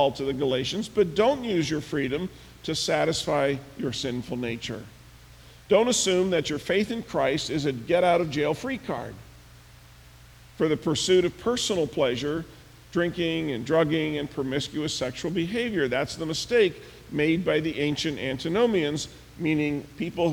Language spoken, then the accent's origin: English; Pennsylvania, United States; now in Michigan, United States; Pennsylvania, where I grew up